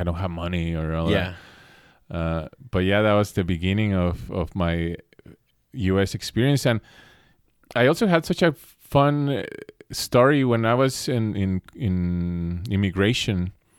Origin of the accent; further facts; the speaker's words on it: Mexico City, Mexico; moved away as an adult; now in Los Angeles, United States; In 19, I moved to LA. Mm-hmm. That's when I moved to the States, which is pretty young for a Mexican actually to leave the household.